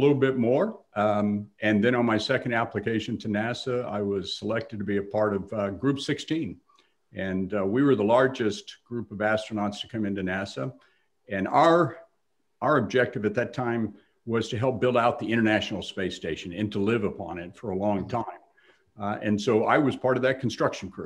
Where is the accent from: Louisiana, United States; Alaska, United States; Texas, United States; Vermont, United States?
Texas, United States; I grew up in Texas